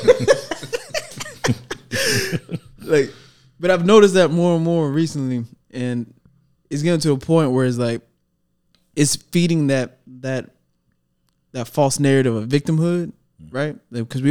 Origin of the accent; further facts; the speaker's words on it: Dallas, Texas, United States; also born or lived in McKinney, Texas; I am from Dallas. I got the birth certificate to prove it. Born and raised